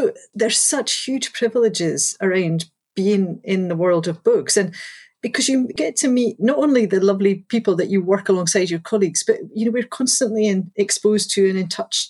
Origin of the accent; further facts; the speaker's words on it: Galashiels, Scotland, United Kingdom; So I grew up in the Scottish Borders. I grew up in a town called Galashiels.